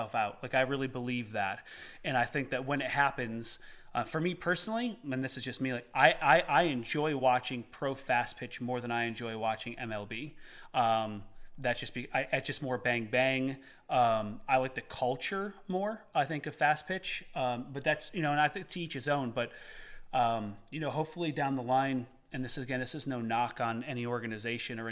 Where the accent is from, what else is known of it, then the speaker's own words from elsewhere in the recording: Eastern Tennessee, United States; we're from Eastern Tennessee